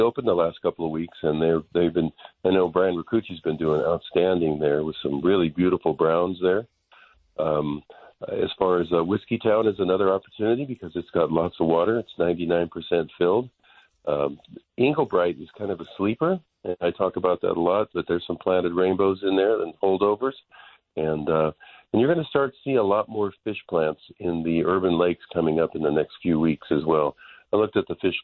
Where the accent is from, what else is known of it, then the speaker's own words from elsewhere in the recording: Stockton, California, United States; my hometown of Stockton